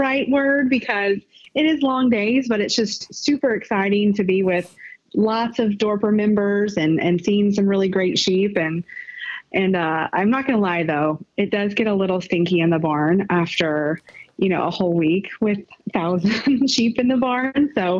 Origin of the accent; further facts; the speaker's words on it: Greenfield, Massachusetts, United States; also born or lived in Round Rock; I grew up in Western Mass, Greenfield area. And then I moved with my mom to Central Texas, to Round Rock, to be more specific, which is right above Austin